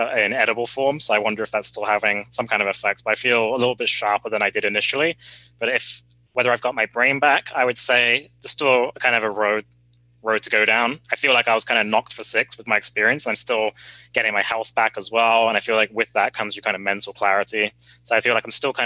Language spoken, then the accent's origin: English; England, United Kingdom; moved away; in what we called secondary school growing up in England, or high school would be the equivalent